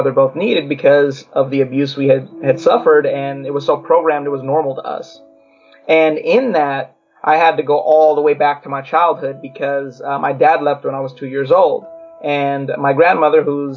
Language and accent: English; Long Beach, California, United States; also born or lived in Los Angeles, California; I was born in Long Beach, California. There was a lot of Latinos and, you know, mixed cultures in our neighborhood